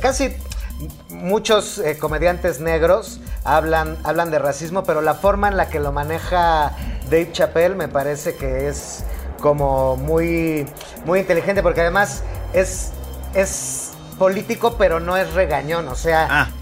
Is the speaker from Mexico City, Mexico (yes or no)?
yes; Mexico City, Mexico; accent: chilango; si te oyen ahí como el acento chilango